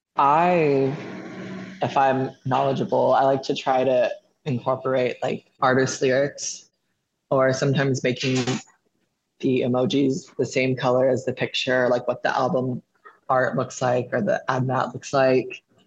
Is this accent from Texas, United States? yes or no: yes; Austin, Texas, United States; moved away as an adult; now in Nashville, United States; I'm from Austin, Texas